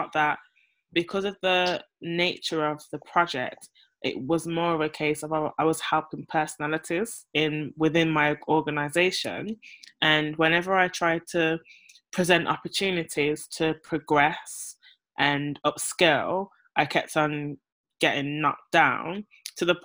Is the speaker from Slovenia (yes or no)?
no; Birmingham, West Midlands, United Kingdom; also born or lived in Kent / London; now in Nevis, Saint Kitts and Nevis; I am from England originally, Birmingham more specifically.